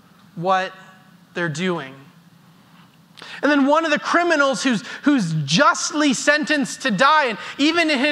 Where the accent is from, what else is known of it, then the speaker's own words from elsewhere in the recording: Airdrie, Alberta, Canada; as a kid growing up in Airdrie